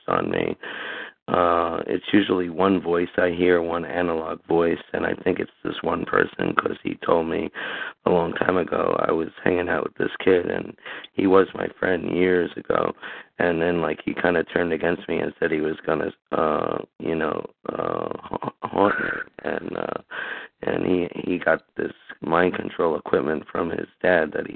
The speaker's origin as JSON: {"language": "English", "town": "Summit", "region": "New Jersey", "country": "United States", "said": "I'm from Summit, New Jersey"}